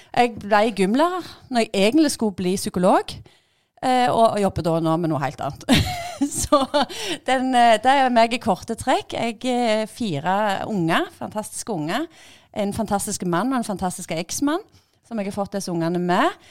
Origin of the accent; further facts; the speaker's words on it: Bryne, Rogaland, Norway; jeg er gymlærer fra Bryne